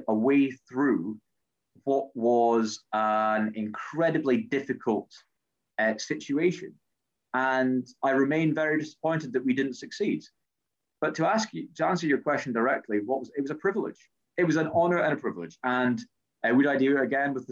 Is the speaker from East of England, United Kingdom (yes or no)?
no; Scotland, United Kingdom; I am Scottish